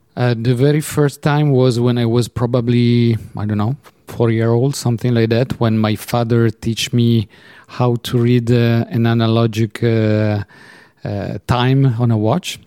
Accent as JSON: {"language": "English", "town": "Turin", "region": "Piedmont", "country": "Italy", "tie": "born or raised there", "moved": "yes", "lives_now": "Geneva, Switzerland", "said": "I was born in Torino, Turin"}